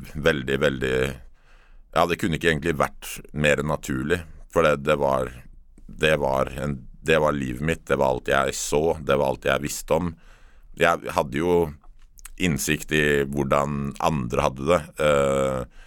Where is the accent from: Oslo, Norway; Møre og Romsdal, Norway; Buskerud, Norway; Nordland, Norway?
Oslo, Norway; Jeg er oppvokst midt i Oslo by, Torshov-gutt